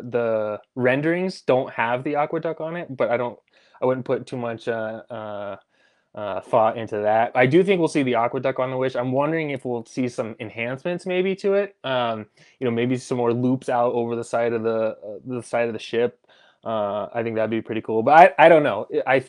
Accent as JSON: {"language": "English", "region": "Colorado", "country": "United States", "tie": "born or raised there", "said": "I grew up actually in Southern Colorado, and it just had the best Mexican food ever."}